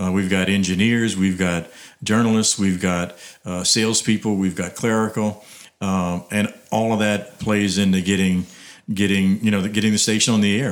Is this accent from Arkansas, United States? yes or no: no; Abbeville, Louisiana, United States; I grew up in Abbeville